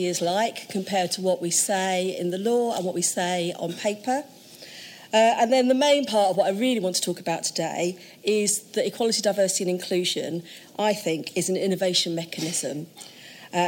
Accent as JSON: {"language": "English", "region": "London", "country": "United Kingdom", "tie": "born or raised there", "said": "I was born in Tottenham"}